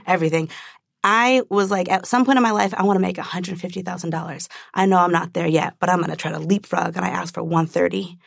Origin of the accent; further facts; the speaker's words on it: Orange County, California, United States; growing up in Orange County